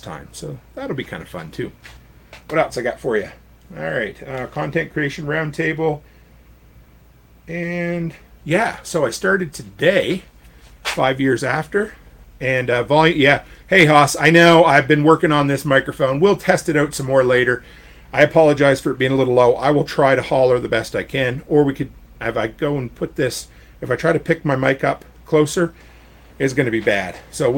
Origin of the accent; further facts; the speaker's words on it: Canada; you have an American post office box as a Canadian